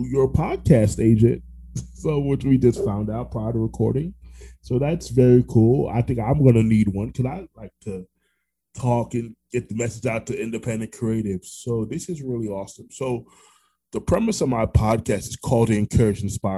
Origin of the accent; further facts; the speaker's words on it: Orlando, Florida, United States; also born or lived in New York; I was born in New York, raised in Orlando